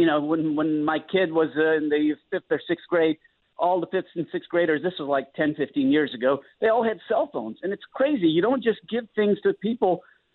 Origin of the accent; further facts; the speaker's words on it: Andhra Pradesh, India; There's so many … in the world. Where I come from, in the state of Andhra, man, every other Joe Schm